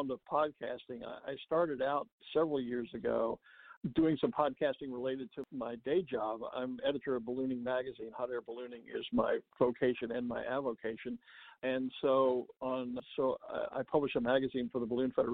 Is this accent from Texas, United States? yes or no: yes; Texas, United States; I'm a native Texan, born and raised there